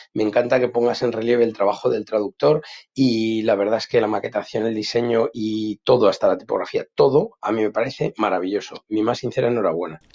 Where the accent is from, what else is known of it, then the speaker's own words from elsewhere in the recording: Madrid, Community of Madrid, Spain; now in Bordeaux, France; soy de Madrid, aunque vivo en Burdeos, os escucho desde aquí